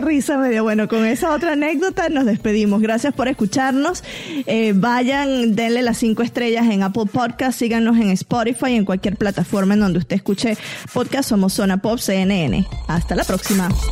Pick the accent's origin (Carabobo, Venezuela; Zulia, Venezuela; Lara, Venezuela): Lara, Venezuela; Barquisimeto; moved away; en Venezuela teníamos a, señoras que nos iban a ayudar a la casa también